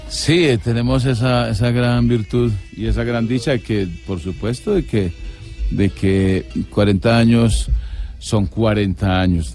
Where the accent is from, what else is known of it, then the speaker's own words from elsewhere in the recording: Cartago, Valle del Cauca, Colombia; Nací en Cartago, pero me crié en, las afueras de Cartago, en, las veredas.